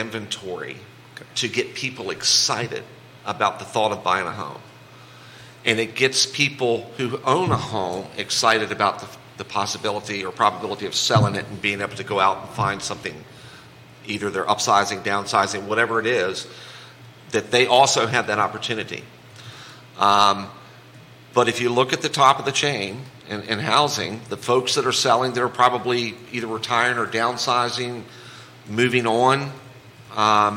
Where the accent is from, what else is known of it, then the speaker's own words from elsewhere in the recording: the Valley, Virginia, United States; now in Charlottesville, United States; originally a Valley guy, but I spent 17 years in Northern Virginia